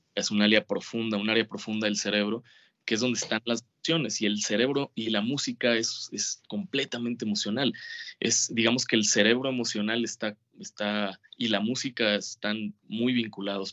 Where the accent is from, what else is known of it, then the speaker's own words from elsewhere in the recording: Mazatlán, Sinaloa, Mexico; Yo vivía en Mazatlán, en eh, mi infancia, toda mi infancia, años viví en Mazatlán.